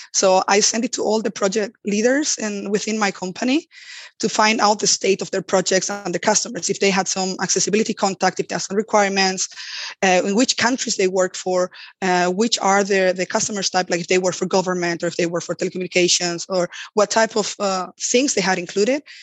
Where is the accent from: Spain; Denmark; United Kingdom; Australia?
Spain; moved away; also born or lived in Germany; I come from Spain